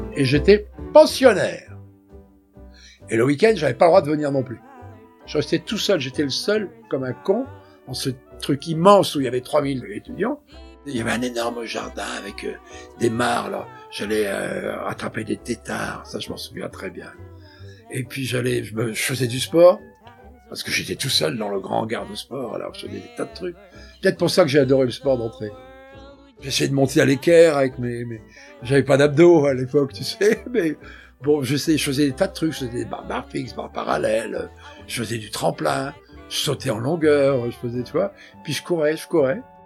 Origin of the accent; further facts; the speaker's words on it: Brittany, France; accent: Breton; moved away as an adult; also born or lived in Paris; j'ai l'accent breton